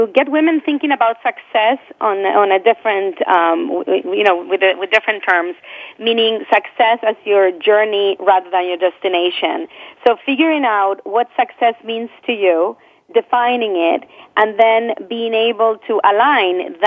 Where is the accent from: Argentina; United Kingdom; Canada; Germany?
Argentina; moved away as an adult; now in United States; I come from Argentina, where I grew up. And, I came to this country with two suitcases, newly married